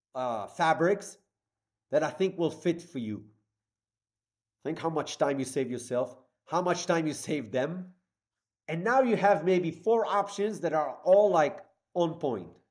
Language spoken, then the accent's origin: English; Israel; moved away as an adult; now in New York City, United States; I'm from Israel